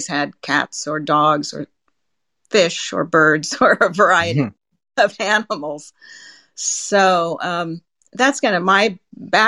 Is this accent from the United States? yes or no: yes; Salem, Indiana, United States; moved away as an adult; also born or lived in Silicon Valley, California; I grew up on a farm in Salem, Indiana.